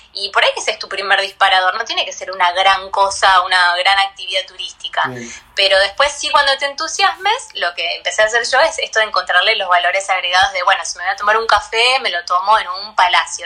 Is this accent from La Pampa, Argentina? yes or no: no; Buenos Aires, Argentina; Yo soy porteña, nací acá de toda la vida